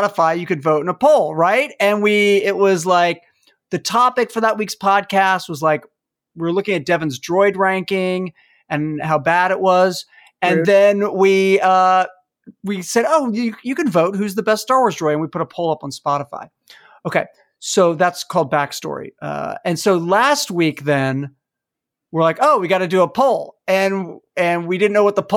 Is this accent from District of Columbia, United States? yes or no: yes; Washington, District of Columbia, United States; I'm from Washington, D.C.